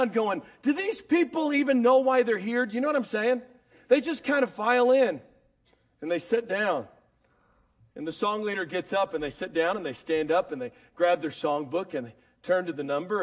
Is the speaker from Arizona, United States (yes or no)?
no; Dallas, Texas, United States; I'm from Dallas